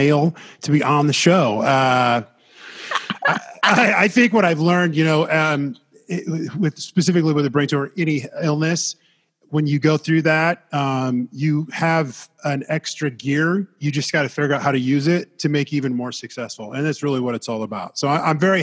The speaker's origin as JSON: {"language": "English", "town": "Des Moines", "region": "Iowa", "country": "United States", "moved": "as an adult", "said": "I'm from Iowa, central Iowa, Des Moines area"}